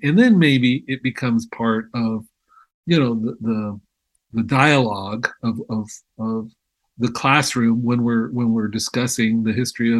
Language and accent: English; Cahuilla traditional homeland, California, United States; I can be a Kahuilla Indian man, and I can teach, you know, what I teach in our traditional homelands.